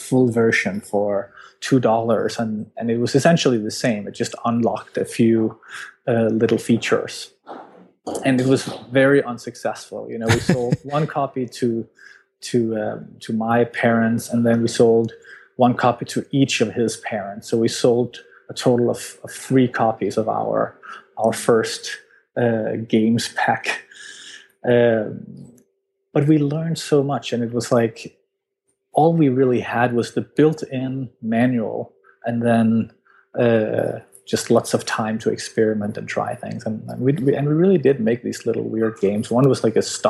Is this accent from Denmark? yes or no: yes; Denmark; I'm from Denmark